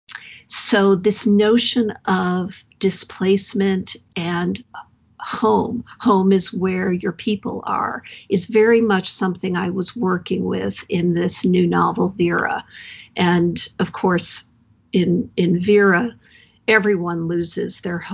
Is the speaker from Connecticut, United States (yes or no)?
yes; Hartford, Connecticut, United States; moved away as an adult; also born or lived in San Francisco; I grew up around the Hartford area in a couple different towns.